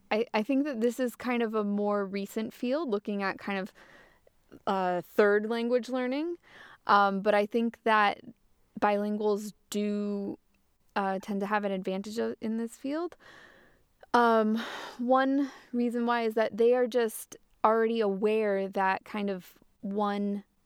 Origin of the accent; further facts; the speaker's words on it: Massachusetts, United States; I am monolingual, but I remember growing up as a kid. I grew up in Massachusetts in the northeast of the U.S. and there's a lot of Spanish around there